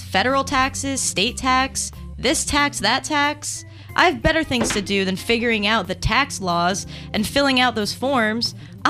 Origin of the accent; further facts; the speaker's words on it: New Jersey, United States; now in Philadelphia, United States; I'm from New Jersey